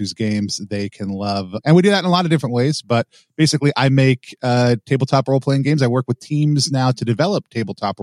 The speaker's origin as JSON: {"language": "English", "region": "Texas", "country": "United States", "tie": "born or raised there", "said": "I grew up in the American South, specifically Texas"}